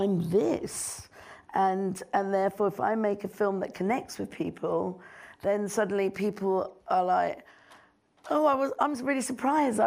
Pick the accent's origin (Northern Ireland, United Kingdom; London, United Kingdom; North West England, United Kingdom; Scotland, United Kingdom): London, United Kingdom; also born or lived in Nairobi, Kenya; here in London, in my hometown